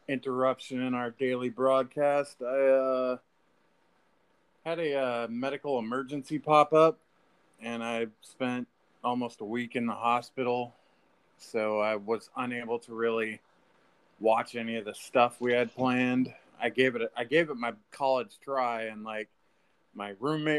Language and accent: English; Alaska, United States; moved away; I grew up in Alaska